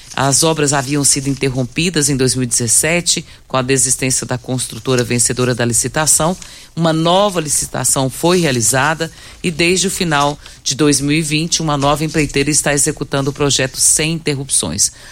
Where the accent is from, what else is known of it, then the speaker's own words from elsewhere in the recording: Goiás, Brazil; nós como goianos